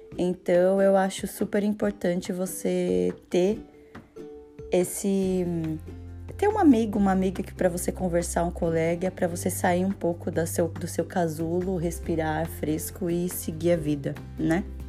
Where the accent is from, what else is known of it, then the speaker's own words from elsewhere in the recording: Brazil; moved away; eu falo do Brasil porque eu sou brasileira